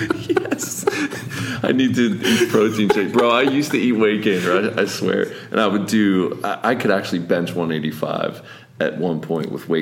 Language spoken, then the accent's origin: English; Plum, Pennsylvania, United States; which is my hometown I grew up